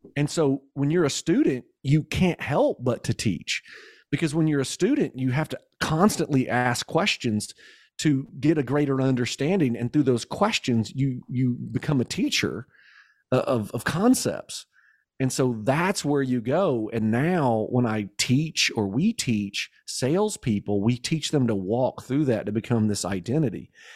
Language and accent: English; Kentucky, United States; I'm from Kentucky